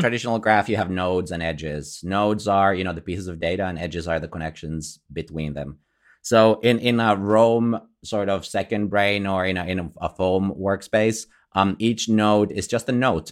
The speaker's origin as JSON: {"language": "English", "country": "Finland", "said": "I'm from Finland"}